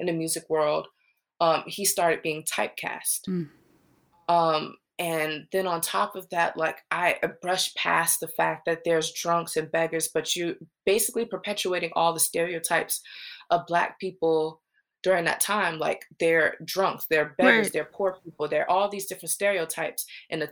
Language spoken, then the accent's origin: English; Charleston, South Carolina, United States; I'm from Charleston, South Carolina, so Porgy and Bess is a staple in our community. We learned about it in an elementary school